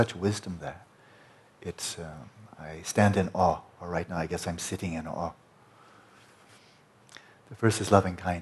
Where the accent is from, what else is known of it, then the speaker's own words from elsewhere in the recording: United States; I'm speaking as an American